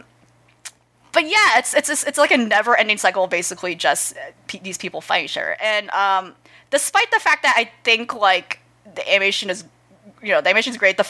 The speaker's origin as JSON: {"language": "English", "country": "United States", "said": "as an American"}